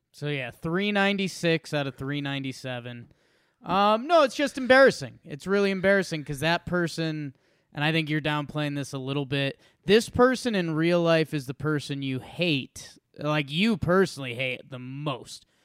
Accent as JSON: {"language": "English", "town": "Middlebury", "region": "Connecticut", "country": "United States", "tie": "born or raised there", "moved": "yes", "lives_now": "Denver, United States", "said": "I have one hometown I'm from, Middlebury, Connecticut"}